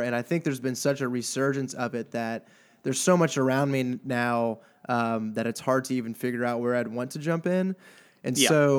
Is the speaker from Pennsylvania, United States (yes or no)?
no; Houston, Texas, United States; born there; I was born in Houston.